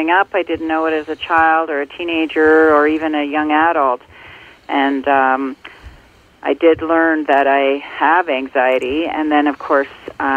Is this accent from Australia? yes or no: no; Ontario, Canada; born or raised there